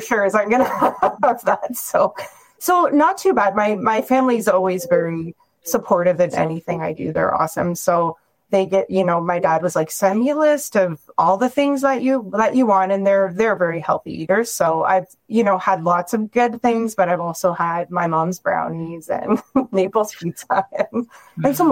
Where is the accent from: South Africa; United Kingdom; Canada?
Canada; Ontario; now in Calgary, Canada; I'm from Ontario originally